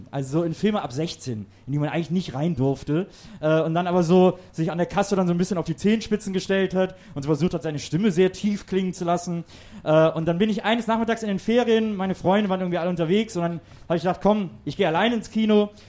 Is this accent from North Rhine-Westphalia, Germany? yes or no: yes; North Rhine-Westphalia, Germany; ich komme aus der Nähe von Köln, aus einem kleinen Städtchen